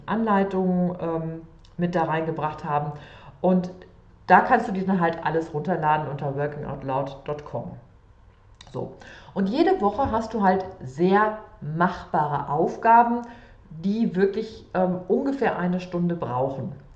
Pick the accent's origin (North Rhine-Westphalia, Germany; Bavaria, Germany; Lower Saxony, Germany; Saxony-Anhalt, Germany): North Rhine-Westphalia, Germany; Sauerland; also born or lived in Cologne; geboren im Sauerland